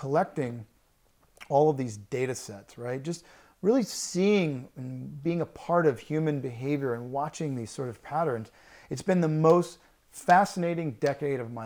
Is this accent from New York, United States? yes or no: no; Louisiana, United States; moved away; growing up in Louisiana